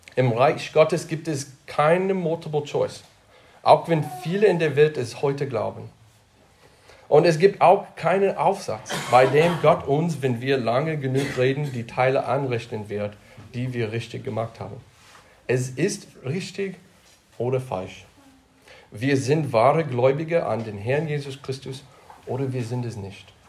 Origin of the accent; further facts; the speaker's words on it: United States; now in Germany; ich komme aus Deutschland, oh, den USA und jetzt Deutschland